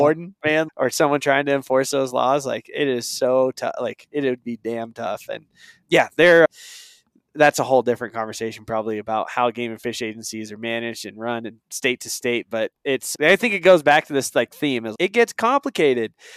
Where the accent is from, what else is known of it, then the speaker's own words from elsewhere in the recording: Eastern Oregon, United States; moved away; I moved away from Eastern Oregon where I grew up